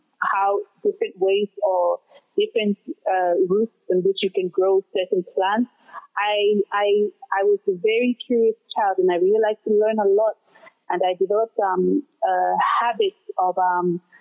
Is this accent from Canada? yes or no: no; Lae, Morobe, Papua New Guinea; moved away as an adult; also born or lived in China; now in Glasgow, United Kingdom; I was born and raised in Lae, which is the second largest city of Papua New Guinea